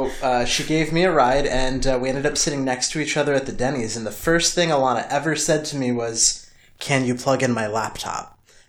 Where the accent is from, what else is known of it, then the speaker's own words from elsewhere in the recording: North Carolina, United States; moved away as an adult; also born or lived in Seattle; I was born and raised in North Carolina, so I am of the South.